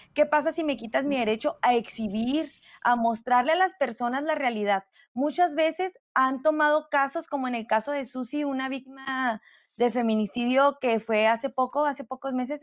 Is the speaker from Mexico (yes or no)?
yes; Mexico; nosotros como mexicanas